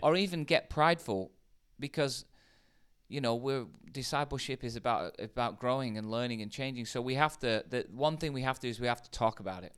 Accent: United Kingdom; In the U K

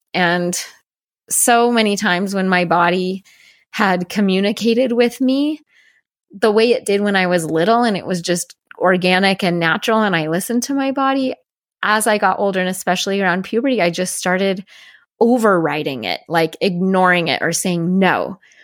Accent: Denver, Colorado, United States; also born or lived in Salt Lake City, Utah / Seattle, Washington; when I was eight, we moved to a suburb of Denver, Colorado, and that's where I grew up

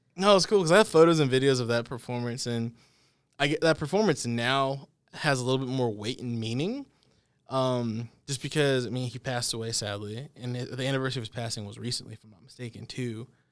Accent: Dallas, Texas, United States; moved away; I'm from the Dallas area

